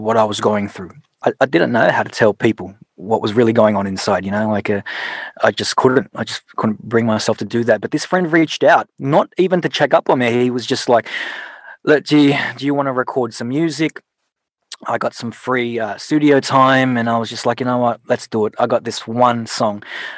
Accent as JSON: {"language": "English", "town": "Sydney", "region": "New South Wales", "country": "Australia", "tie": "born or raised there", "also_born_or_lived": "Philippines", "said": "my mum actually taught me to love music at a young age in the Philippines and then growing up in Sydney"}